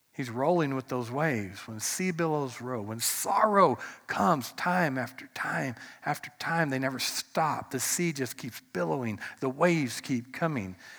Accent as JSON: {"language": "English", "country": "United States", "said": "as an American"}